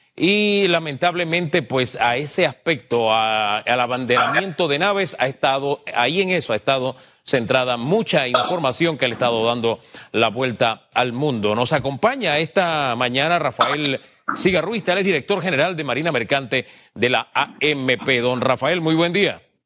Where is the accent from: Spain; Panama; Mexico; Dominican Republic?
Panama; como panameño